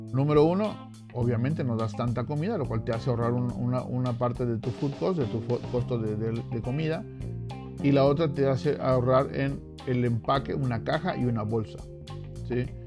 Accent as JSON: {"language": "Spanish", "country": "Mexico", "moved": "yes", "said": "siendo mexicano"}